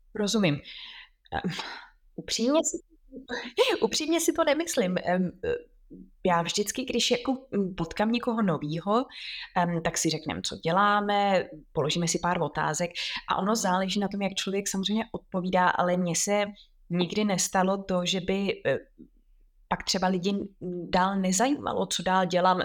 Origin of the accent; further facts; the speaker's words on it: Czechia; moved away as an adult; now in London, United Kingdom; jsme jako Češi